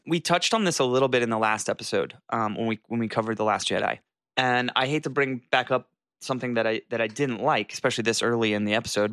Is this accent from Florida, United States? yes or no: yes; Jacksonville, Florida, United States; moved away; I was in Jacksonville, Florida, where I was born and raised at my parents for the holidays.